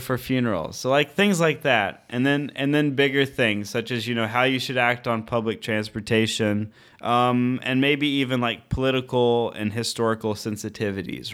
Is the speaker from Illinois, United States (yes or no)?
no; Southern Missouri, United States; moved away as an adult; also born or lived in St. Petersburg, Russia; now in Hradec Králové, Czech Republic; I grew up in Southern Missouri